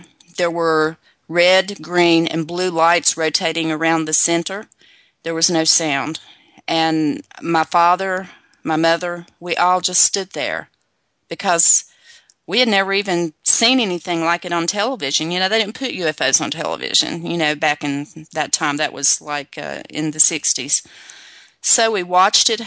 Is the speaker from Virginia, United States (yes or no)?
yes; Virginia, United States; I'm originally from Virginia, and we grew up living in the rural, on the rural back roads